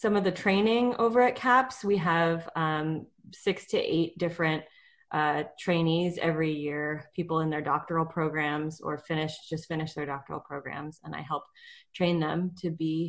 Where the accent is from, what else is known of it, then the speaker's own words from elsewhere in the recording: Seattle, Washington, United States; moved away as an adult; now in San Jose, United States; I was born in Seattle, and I moved to San Jose in 2012 at the end of grad school to work at San Jose State.